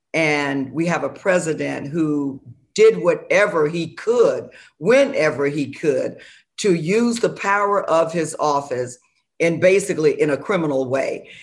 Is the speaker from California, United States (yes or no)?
no; Florida, United States; an African-American woman born and raised in Florida, running for the U S Senate